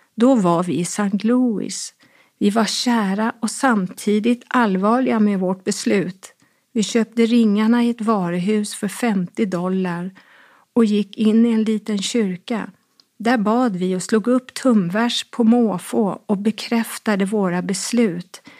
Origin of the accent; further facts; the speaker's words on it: Stockholm County, Sweden; also born or lived in Farsta / Brandbergen; Hemma i Sverige passerade tiden och jag växte upp.